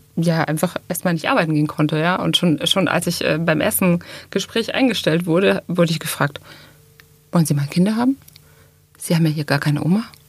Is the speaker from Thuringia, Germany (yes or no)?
yes; Thuringia, Germany; moved away as an adult; now in Baden-Württemberg, Germany; ich bin in Thüringen groß geworden